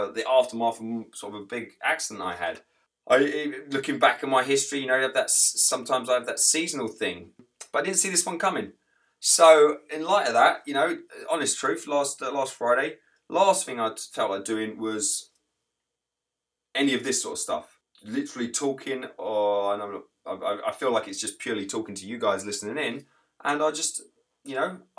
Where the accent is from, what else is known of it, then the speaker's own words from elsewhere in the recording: England, United Kingdom; moved away as an adult; now in United States; I'm English